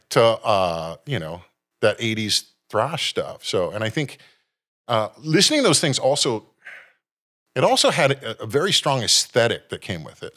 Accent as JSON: {"language": "English", "town": "San Jose", "region": "California", "country": "United States", "tie": "born or raised there", "lives_now": "Santa Cruz, United States", "said": "born and raised in San Jose"}